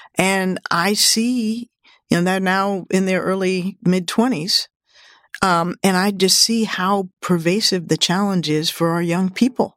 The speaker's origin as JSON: {"language": "English", "town": "Washington", "region": "District of Columbia", "country": "United States", "tie": "born or raised there", "said": "Washington, D C, my hometown"}